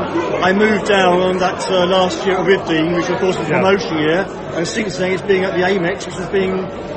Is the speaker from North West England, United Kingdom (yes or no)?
no; South East England, United Kingdom; now in Hastings, United Kingdom